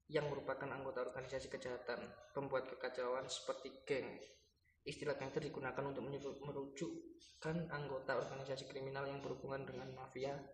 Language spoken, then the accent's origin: Indonesian; Surabaya, East Java, Indonesia; kita ini asalnya dari Surabaya kita